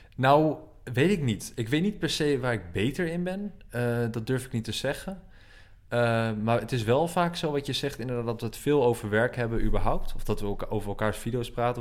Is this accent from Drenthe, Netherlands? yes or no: yes; Assen, Drenthe, Netherlands; ik kwam uit Assen, eh, Assen, hoofdstad van Drenthe